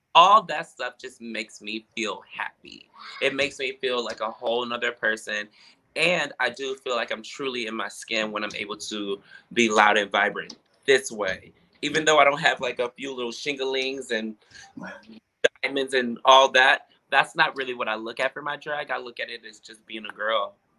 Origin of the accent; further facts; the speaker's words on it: Milwaukee, Wisconsin, United States; moved away as an adult; now in Chicago, United States; I grew up in Milwaukee, Wisconsin with my parents